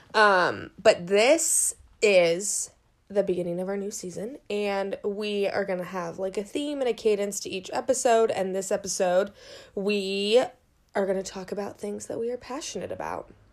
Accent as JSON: {"language": "English", "town": "Seattle", "region": "Washington", "country": "United States", "moved": "yes", "lives_now": "San Francisco, United States", "said": "we're from Seattle, we know what rain looks like"}